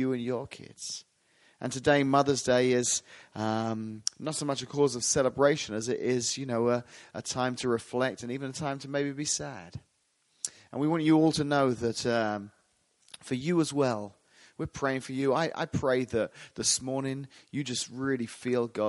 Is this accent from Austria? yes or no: no; England, United Kingdom; moved away; I'm from England originally, so you'll hear the word mum a lot today.